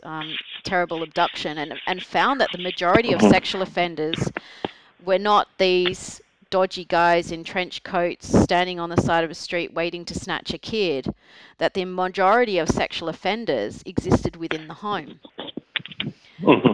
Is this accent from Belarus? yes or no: no; Australia; I'm Australian